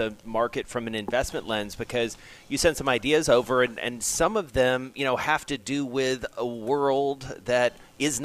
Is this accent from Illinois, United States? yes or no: no; Atlanta, Georgia, United States; my hometown of Atlanta, obviously, and home state of Georgia